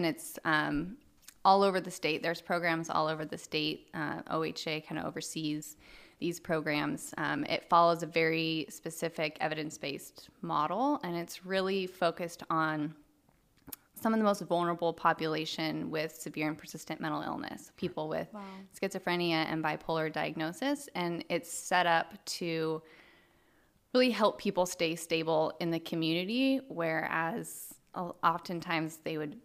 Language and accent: English; Medford, Oregon, United States; also born or lived in Puerto Rico; I'm born and raised in Medford, Oregon. Lived here my whole life.